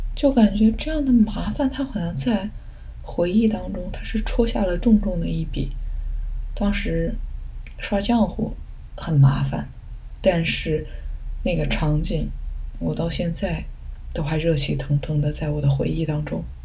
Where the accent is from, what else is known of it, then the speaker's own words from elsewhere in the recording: a village in southern China, China; 我小时候是在南方的一个农村